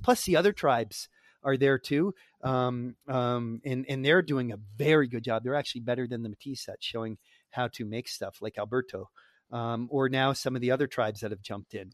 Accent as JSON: {"language": "English", "country": "United States", "said": "as an American"}